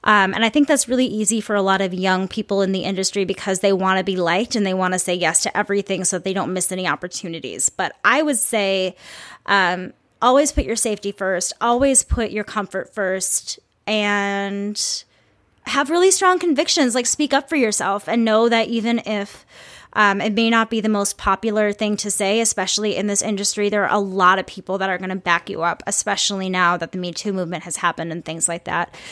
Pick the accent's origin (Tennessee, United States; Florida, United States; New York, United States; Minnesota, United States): Minnesota, United States; Saint Paul; I'm from the Midwest, I'm from Minnesota, I am from a city that is very, very metropolitan.